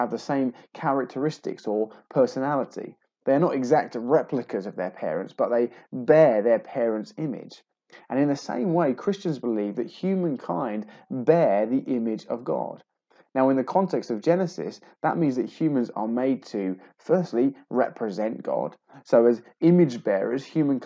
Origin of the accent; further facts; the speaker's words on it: England, United Kingdom; I'm a man, I'm English, I'm 38